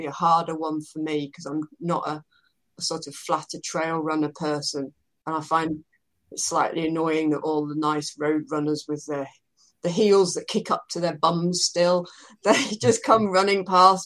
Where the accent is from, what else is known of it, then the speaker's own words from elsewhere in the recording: United Kingdom; I'm British